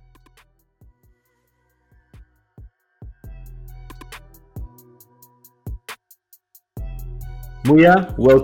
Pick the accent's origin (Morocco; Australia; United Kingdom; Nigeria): Morocco; I'm also from Africa, from Morocco.